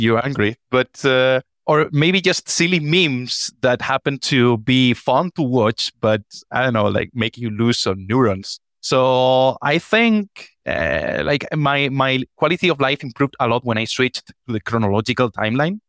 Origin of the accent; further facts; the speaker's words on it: Spain; I'm from Spain